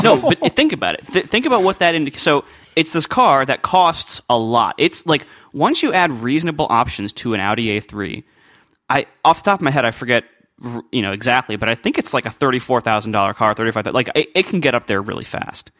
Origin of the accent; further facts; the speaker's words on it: Columbus, United States; I did all, like, car dealership stuff when I was growing up in Columbus.